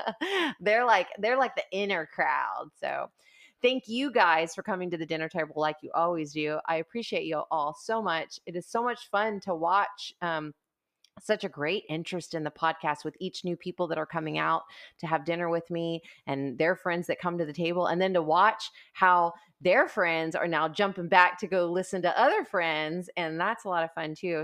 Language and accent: English; United States; I'm an American